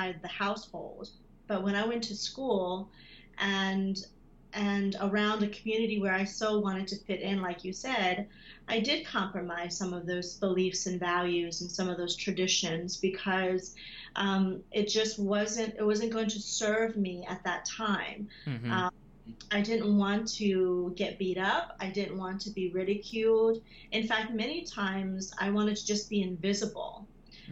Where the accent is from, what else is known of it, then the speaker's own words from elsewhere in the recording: United States; When I first arrived to the U.S., I was a child. I was so young. But growing up in America